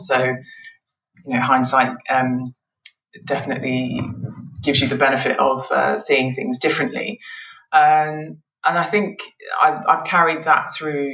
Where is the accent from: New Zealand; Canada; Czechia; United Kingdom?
United Kingdom; England; also born or lived in Nigeria / Scotland; we lived up in Scotland for a number of years before moving down to England um, when I was uh, about five or six years old, and we've been in England ever since